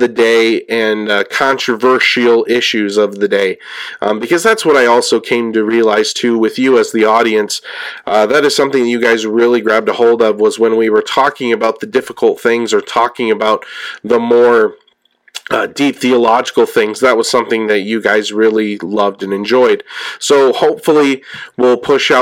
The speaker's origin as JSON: {"language": "English", "region": "California", "country": "United States", "said": "I'm from California"}